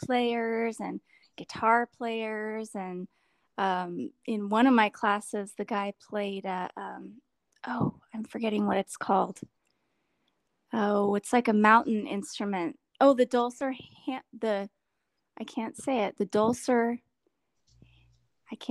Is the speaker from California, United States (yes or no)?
yes; California, United States; a wildfire that came through my hometown and destroyed lots and lots of homes, including my parents' home